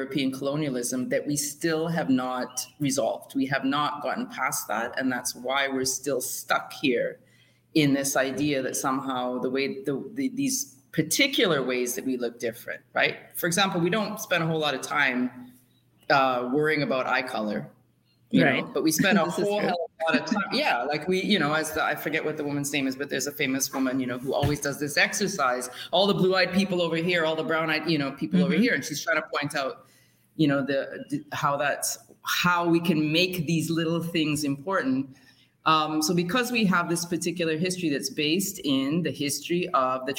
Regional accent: Canada; Growing up in Canada

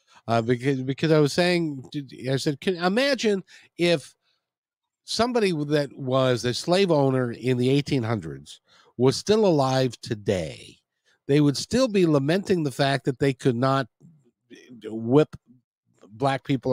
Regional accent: Seattle, Washington, United States; I'm from Seattle

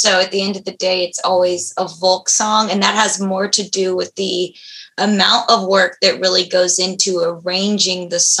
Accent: San Diego, California, United States; Originally. I am from San Diego, California.

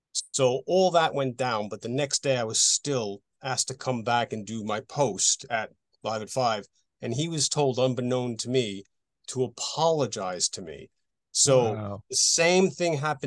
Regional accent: Lindenhurst, New York, United States; moved away as an adult; now in London, United Kingdom; Originally from U.S., yes, in Lindenhurst, Long Island

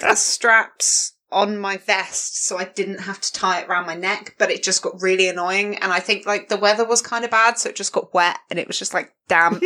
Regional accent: Portsmouth, South East England, United Kingdom; born or raised there; moved away

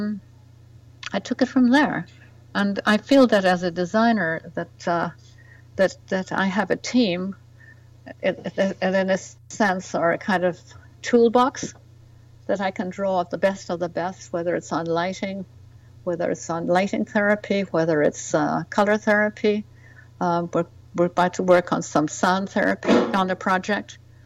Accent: west of Ireland, Ireland; moved away as an adult; also born or lived in Spain; now in New York, United States; I was brought up in the west of Ireland, downwardly mobile family

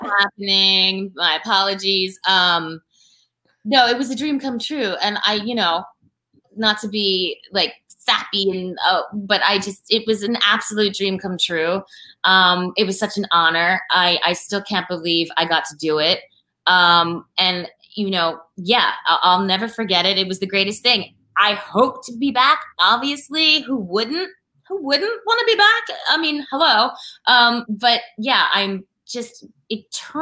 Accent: Philadelphia, Pennsylvania, United States; we're from Philly. We're from Philly, like, we're Philly girls

